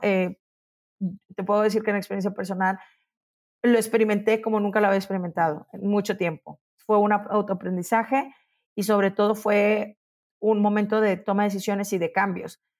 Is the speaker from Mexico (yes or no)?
yes; Monterrey, Nuevo León, Mexico; now in Mexico City, Mexico; Yo ya me acostumbré a pensar que soy de Monterrey